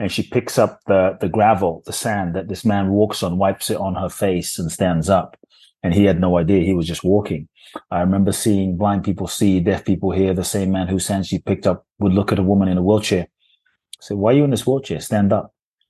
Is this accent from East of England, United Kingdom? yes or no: no; London, United Kingdom; also born or lived in Ghana; I was born in Ghana, West Africa. Excuse me. My father's from Ghana. My mother's Japanese. I grew up in London.